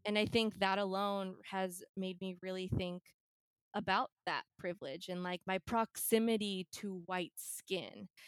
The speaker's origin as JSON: {"language": "English", "area": "Bay Area", "region": "California", "country": "United States", "tie": "born or raised there", "said": "I was born here in California in the Bay Area. I grew up in the Bay Area."}